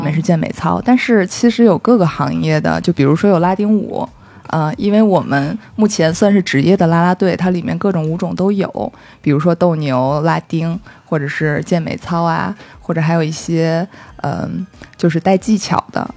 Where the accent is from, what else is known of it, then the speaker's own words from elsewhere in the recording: Beijing, China; 正好我又在北京，我是北京人